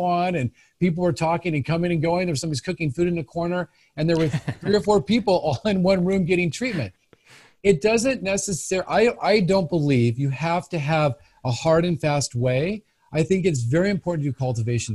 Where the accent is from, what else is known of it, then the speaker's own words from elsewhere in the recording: Los Angeles, California, United States; moved away as an adult; also born or lived in San Francisco / Santa Barbara / Flagstaff; now in Salem, United States; I grew up in Los Angeles. I was born in Hollywood, actually